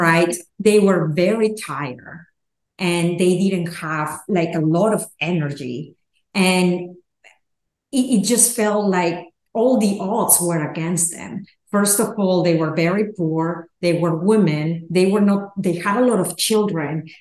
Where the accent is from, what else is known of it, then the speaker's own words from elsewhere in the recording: Peru; moved away; I grew up in Peru